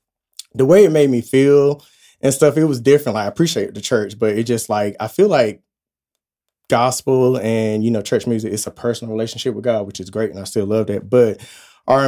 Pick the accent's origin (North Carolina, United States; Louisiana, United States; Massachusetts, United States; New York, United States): North Carolina, United States; Wilson; growing up in Wilson, it's five of us that I grew up